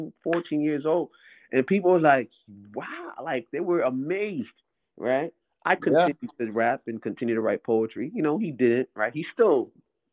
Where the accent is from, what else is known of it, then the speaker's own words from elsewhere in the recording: New York City, New York, United States; I'm from New York, basketball town, Brooklyn, New York in particular.